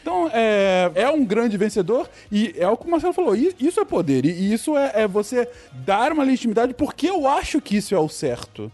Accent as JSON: {"language": "Portuguese", "country": "Brazil", "said": "a gente pensa como brasileiro"}